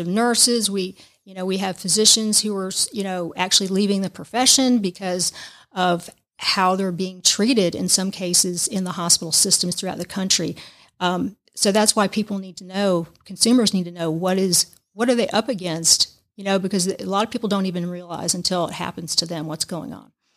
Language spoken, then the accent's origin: English; Georgia, United States; moved away as an adult; also born or lived in Tampa Bay area, Florida / Savannah, Georgia; lived in the Tampa Bay area for nine years, although I'm from Georgia.